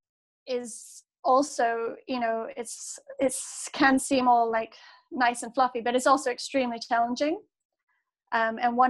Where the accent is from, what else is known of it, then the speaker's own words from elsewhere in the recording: Manchester, North West England, United Kingdom; I grew up in Manchester, or in the outskirts of Manchester, on the edge of the Pennines. And so I grew up surrounded by farmland.